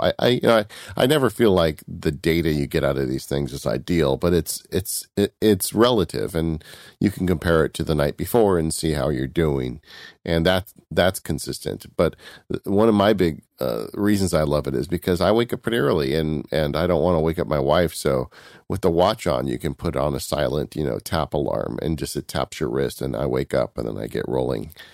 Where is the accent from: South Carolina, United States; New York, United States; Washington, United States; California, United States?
California, United States; I'm from California